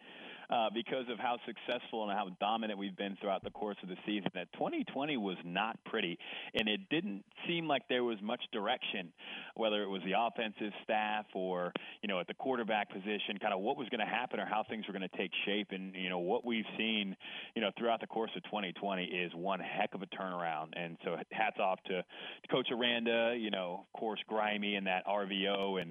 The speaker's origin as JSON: {"language": "English", "town": "Houston", "region": "Texas", "country": "United States", "said": "I'm from Houston, and I'm from my family's from South Texas and Louisiana"}